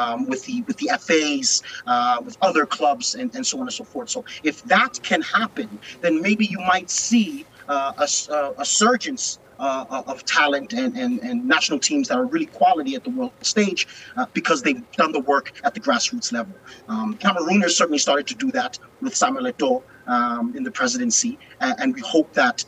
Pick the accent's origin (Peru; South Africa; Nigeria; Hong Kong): South Africa; also born or lived in Philadelphia, United States; I am South African. However, I grew up in Philadelphia and, of course, went to Wake Forest University, my first foray into university. But, I grew up in South Africa, spent some time, growing up in South Africa.